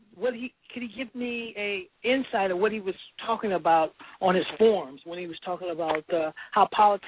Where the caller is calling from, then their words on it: Los Angeles, California, United States; I'm calling from Los Angeles.